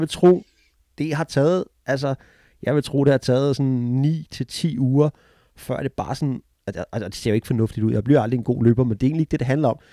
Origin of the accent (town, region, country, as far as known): Denmark; now in United States